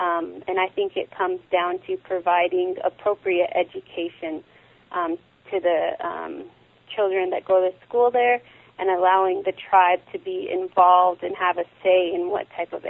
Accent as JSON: {"language": "English", "area": "Northern Cheyenne Reservation", "region": "southeastern Montana", "country": "United States", "tie": "born or raised there", "said": "I grew up on the Northern Cheyenne Reservation in southeastern Montana, and grew up seeing poverty, grew up seeing addiction, grew up with a lot of people not having clean drinking water, grew up with suicide"}